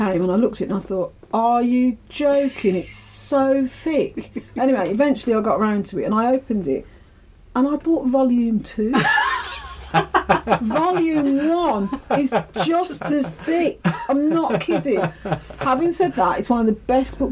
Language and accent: English; Ireland; I'm Irish, I'm an Irish citizen